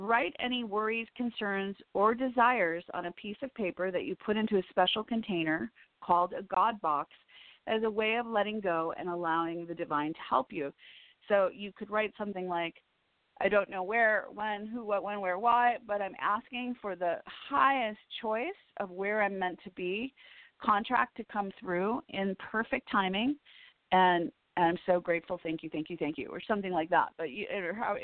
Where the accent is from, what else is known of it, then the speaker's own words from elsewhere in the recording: Chicago, Illinois, United States; moved away as an adult; also born or lived in Woodstock, Illinois; now in Los Angeles, United States; I'm from Chicago